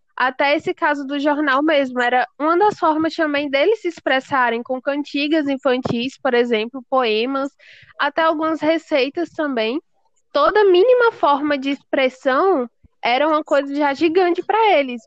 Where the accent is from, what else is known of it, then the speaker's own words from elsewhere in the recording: Brazil; nós, como brasileiros